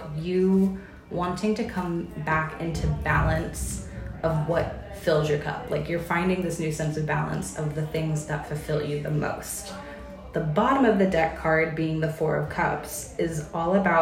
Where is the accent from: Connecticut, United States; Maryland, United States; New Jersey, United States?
Maryland, United States; Baltimore; moved away as an adult; also born or lived in Chicago / Eastern Kentucky; now in New Braunfels, United States; originally from the East Coast, from Baltimore, Maryland